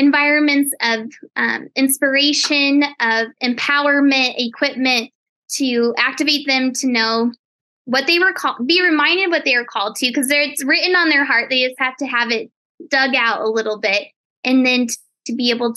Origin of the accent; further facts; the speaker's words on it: Colorado, United States; I actually was just born and raised in Colorado